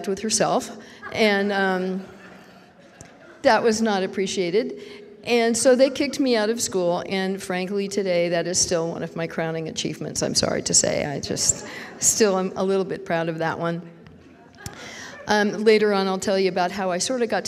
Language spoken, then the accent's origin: English; San Francisco Bay Area, California, United States; I was raised in the San Francisco Bay Area